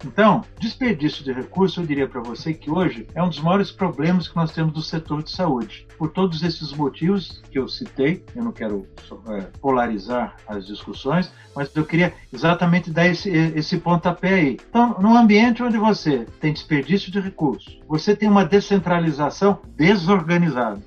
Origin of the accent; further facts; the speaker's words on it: Brazil; todos nós somos cidadãos, todos nós somos brasileiros